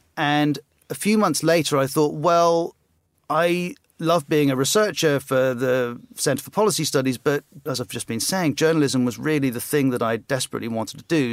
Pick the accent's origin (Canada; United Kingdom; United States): United Kingdom; West Cornwall, South West England; born or raised there; moved away; also born or lived in South Africa / Bahamas / Trinidad and Tobago